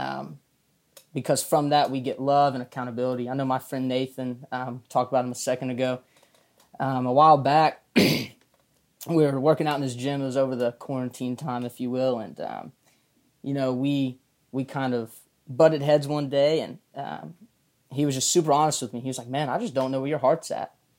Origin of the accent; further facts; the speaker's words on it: Jacksonville, Arkansas, United States; I'm from Jacksonville, Arkansas